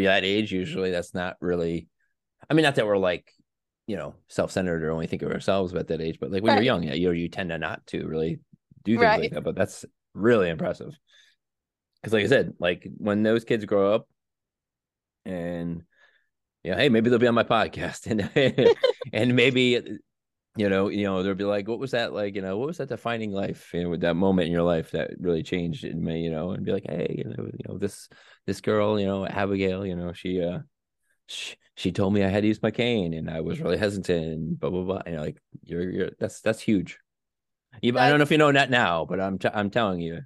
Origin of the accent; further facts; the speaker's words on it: East Coast, United States; on the East Coast over here where I'm from.